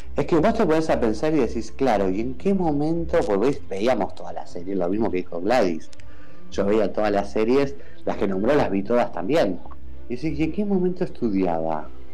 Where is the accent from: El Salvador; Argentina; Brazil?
Argentina; de los argentinos, de Argentina